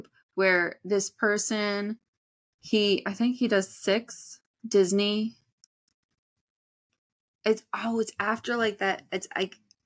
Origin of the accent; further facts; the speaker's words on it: Canada; We're Canadian.